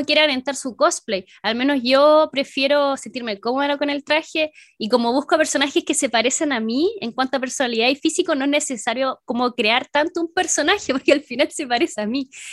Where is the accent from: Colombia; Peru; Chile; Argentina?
Chile; soy de Chile